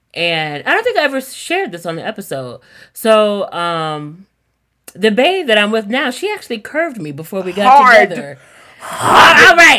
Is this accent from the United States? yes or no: yes; the South, United States; moved away as an adult; now in New York, United States; up until I lived here, I have lived my whole life in the South